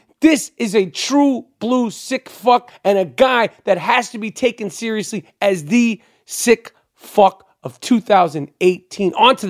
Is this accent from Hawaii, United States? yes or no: no; New York City, New York, United States; And I'm Jewish. I grew up in New York City